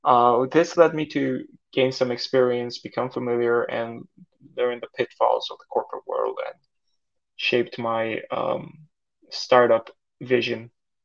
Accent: Saudi Arabia; now in Canada; So I grew up in Saudi Arabia in an expat community. My parents are Turkish. We would speak Turkish at home, English at school, and the kids I grew up with were also expats from all over the world.

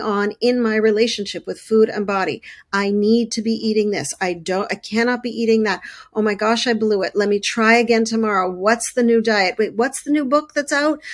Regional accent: Montreal, Quebec, Canada; I grew up, um, in Canada, I grew up in Montreal

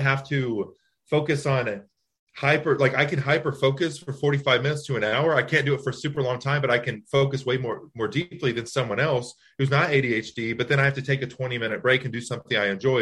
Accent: Texas, United States; also born or lived in Louisiana; now in Long Island, United States; I'm originally from Louisiana. I moved to Texas when I was 3, and I just relocated up to Long Island

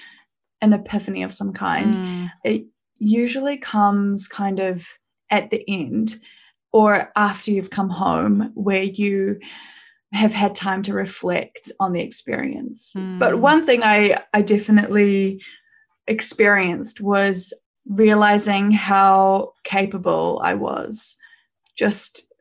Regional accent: New Zealand; I was from New Zealand

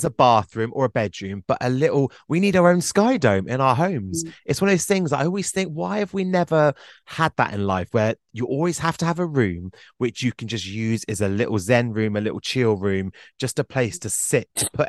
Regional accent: Glastonbury, South West England, United Kingdom; I'm from Glastonbury.

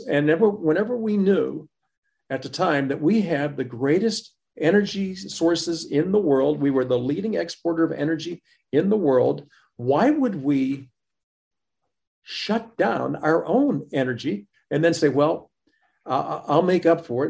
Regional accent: Butler, Pennsylvania, United States; grow up in Butler in the time that we grew up

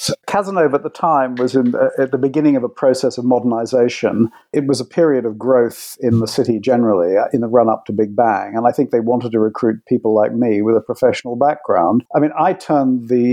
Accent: London, United Kingdom; I was born in London and grew up in the UK

